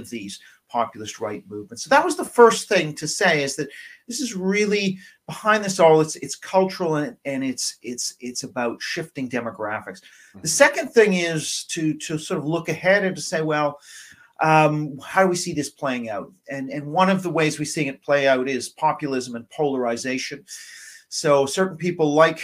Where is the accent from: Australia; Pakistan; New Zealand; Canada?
Canada; Vancouver, British Columbia; moved away as an adult; now in England, United Kingdom; I've been in England for over 25 years, but I am Canadian